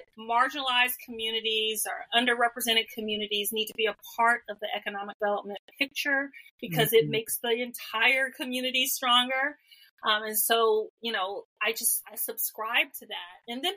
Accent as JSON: {"language": "English", "town": "Atlanta", "region": "Georgia", "country": "United States", "tie": "born or raised there", "said": "I'm an Atlanta girl. I am a Georgia peach, but I grew up in Atlanta"}